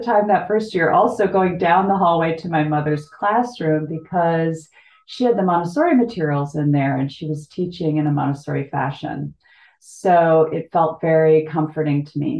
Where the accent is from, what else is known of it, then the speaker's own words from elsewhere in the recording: Illinois, United States; also born or lived in Cincinnati, Ohio; I was born in Cincinnati, Ohio, and I'm the youngest of five daughters. And my family moved to Illinois when I was 2.